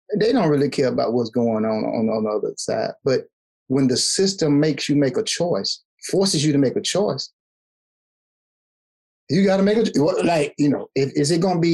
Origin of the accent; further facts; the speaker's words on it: United States; I ain't from no Africa. Don't ever tell me to go back. I'm from America